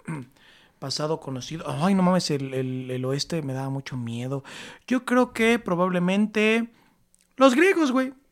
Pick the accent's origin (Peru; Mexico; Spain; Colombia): Mexico; State of Mexico; Yo soy del Estado de México